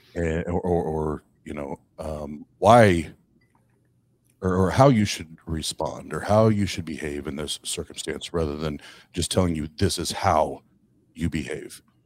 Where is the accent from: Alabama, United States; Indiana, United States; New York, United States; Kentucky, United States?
Indiana, United States; Kokomo; Kokomo, Indiana, my hometown.